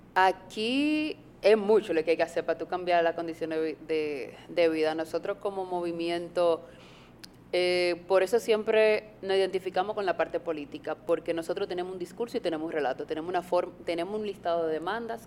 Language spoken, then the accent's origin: Spanish; Arroyo Cano, San Juan, Dominican Republic; now in Santo Domingo Norte, Dominican Republic; yo nací en San Juan, en Arroyo Cano, en un pueblo. Mi familia vino a Santo Domingo, yo vivo en Santo Domingo Norte, Guaricano